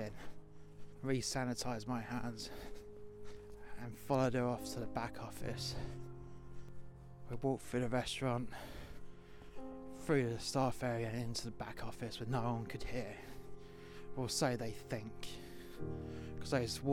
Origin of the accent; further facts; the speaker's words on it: London, United Kingdom; accent: London; my proper London accent